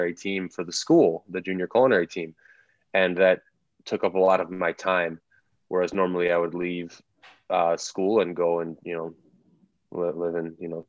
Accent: Tinley Park, Illinois, United States; I grew up in the south suburbs of Chicago in a town called Tinley Park

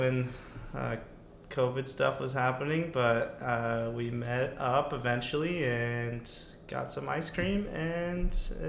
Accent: Portland, Oregon, United States; I am from Oregon, born and raised. I went to school here, all levels, pretty much, and I'm 27 years old.

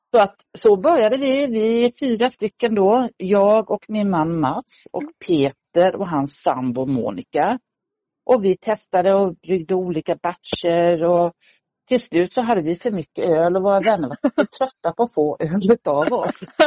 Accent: Sweden; now in Stockholm, Sweden; Jag kom ursprungligen från Småland och hamnade i mm. Stockholm mm. efter många år sedan

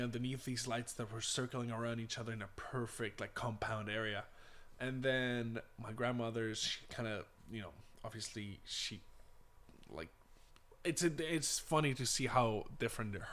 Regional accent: Punta Arenas, Magallanes and Chilean Antarctica, Chile; my hometown Punta Arenas, which is a very isolated type of area in Chile

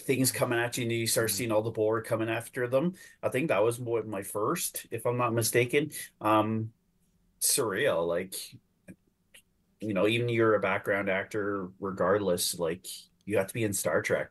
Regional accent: Canada; I'm a Canadian

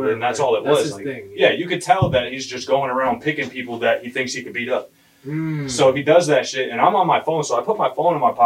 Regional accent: Hartford, Connecticut, United States; when I was growing up in Hartford

